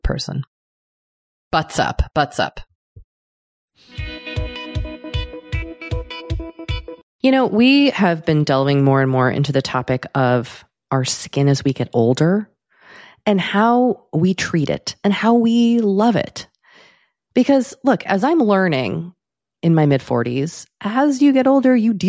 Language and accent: English; United States; being American